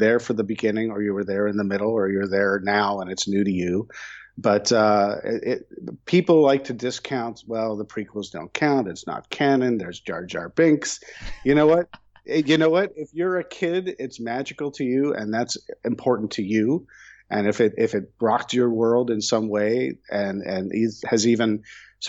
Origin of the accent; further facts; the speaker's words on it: United States; also born or lived in New York / Chicago, Illinois; now in Los Angeles, United States; I'm from back east in the eastern United States, where I grew up in New York and Chicago